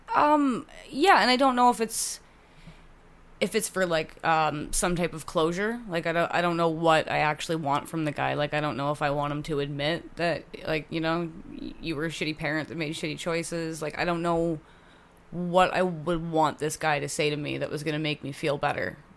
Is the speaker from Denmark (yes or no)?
no; Hamilton, Ontario, Canada; born or raised there; also born or lived in Oakville, Ontario / Burlington, Ontario